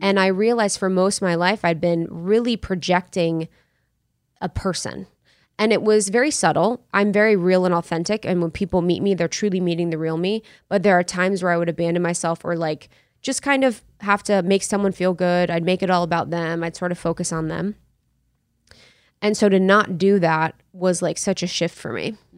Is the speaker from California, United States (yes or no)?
no; Ohio, United States; moved away; also born or lived in New York; I'm from Ohio, small town, small town in Ohio